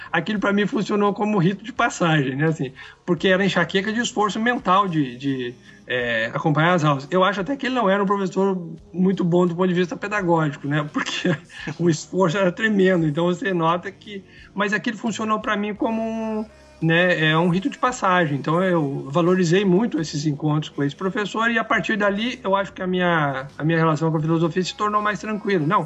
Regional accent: Brazil; Até porque somos brasileiros e jamais poderíamos ter essa experiência, né?

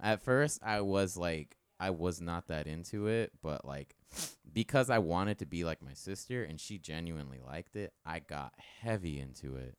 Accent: Tampa, Florida, United States; I'm definitely a Tampa boy. I, my birth certificate says, uh, Tampa General Hospital

